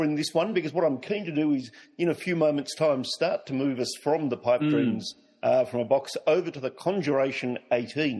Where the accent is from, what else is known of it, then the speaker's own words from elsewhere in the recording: Bendigo, Victoria, Australia; I come from North Bendigo, which is a rural Australian town.